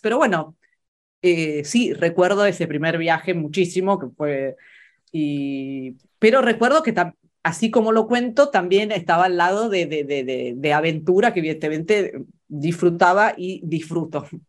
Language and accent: Spanish; Buenos Aires, Argentina; moved away; also born or lived in Florence, Italy; para mí crecer en Buenos Aires, crecer en, la Argentina